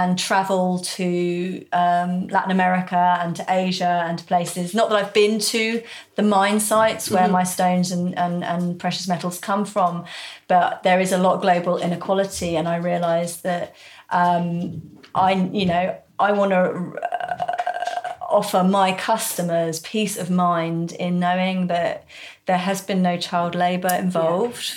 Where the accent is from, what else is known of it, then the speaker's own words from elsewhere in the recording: South East England, United Kingdom; moved away as an adult; also born or lived in Devon / London; now in Somerset, United Kingdom; I'm from the southeast. So I then came down to the West Country.